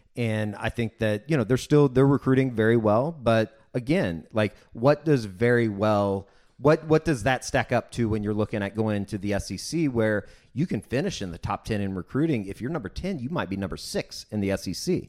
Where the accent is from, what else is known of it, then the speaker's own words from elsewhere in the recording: Oklahoma City, Oklahoma, United States; growing up in Oklahoma City